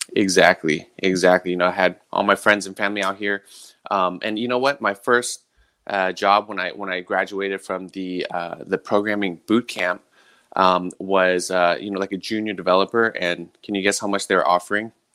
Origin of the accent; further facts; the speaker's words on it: San Mateo, California, United States; moved away as an adult; also born or lived in Millbrae / Hawaii; I'm a San Mateo native, born and raised in the Bay Area